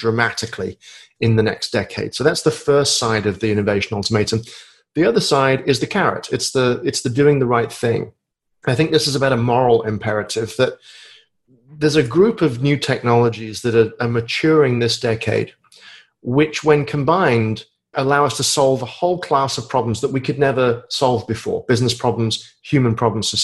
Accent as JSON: {"language": "English", "country": "United Kingdom", "moved": "as an adult", "lives_now": "United States", "said": "I live in the States, but I'm a Brit."}